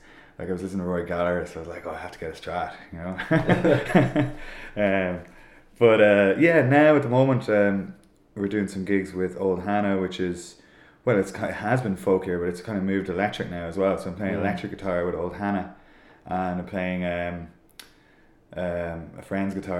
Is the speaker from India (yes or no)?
no; Sligo, Connacht, Ireland; now in Dublin, Ireland; We're all from Sligo.